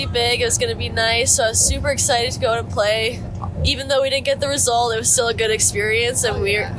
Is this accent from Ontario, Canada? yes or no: yes; just outside of Toronto, Ontario, Canada; moved away; From Canada, just outside of Toronto, and I'm a sophomore.